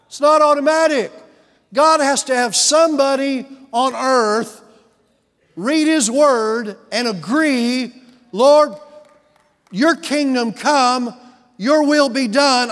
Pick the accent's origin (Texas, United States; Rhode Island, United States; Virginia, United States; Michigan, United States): Texas, United States; Houston; moved away as an adult; also born or lived in Decatur, Texas; we're from Houston